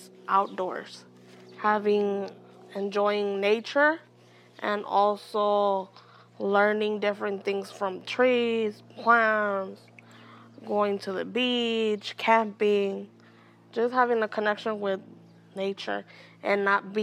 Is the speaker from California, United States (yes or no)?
yes; Oakland, California, United States; I was born here in Oakland. My family is from Honduras, Central America.